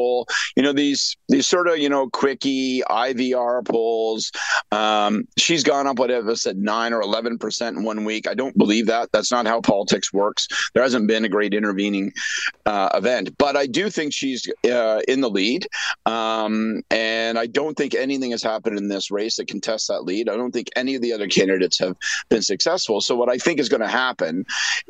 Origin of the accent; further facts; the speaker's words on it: Prince Edward Hastings, Eastern Ontario, Canada; I was brought up in Eastern Ontario, Prince Edward Hastings